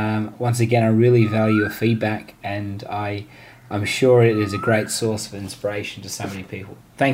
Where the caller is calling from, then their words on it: Sydney, New South Wales, Australia; I am from Sydney, Australia.